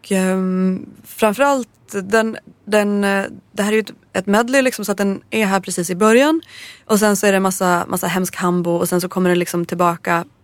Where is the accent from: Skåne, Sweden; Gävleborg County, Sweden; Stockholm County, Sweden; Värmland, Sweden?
Gävleborg County, Sweden; Jag är från Hälsingland. Och jag var i Hälsingland när jag köpte den här skivan.